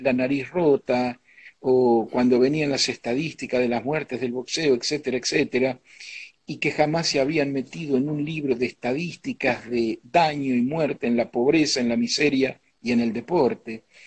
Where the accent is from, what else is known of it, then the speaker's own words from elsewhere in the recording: Argentina; also born or lived in New York; mi raíz estaba acá